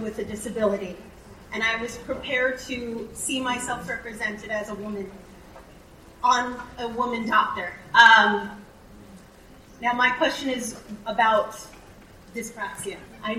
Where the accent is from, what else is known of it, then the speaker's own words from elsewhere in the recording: New Jersey, United States; also born or lived in Bronx; from Jersey by way of the Bronx.